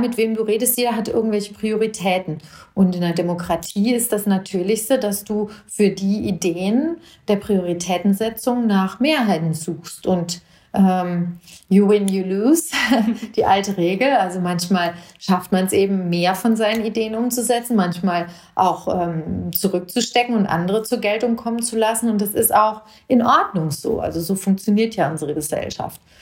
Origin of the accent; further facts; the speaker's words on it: Hinterland, Hesse, Germany; now in Marburg, Germany; Ich bin in Marburg geboren, ich bin in, im Hinterland aufgewachsen.